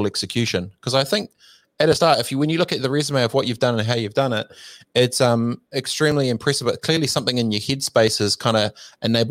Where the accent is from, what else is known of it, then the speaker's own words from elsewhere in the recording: New Zealand; I'm from New Zealand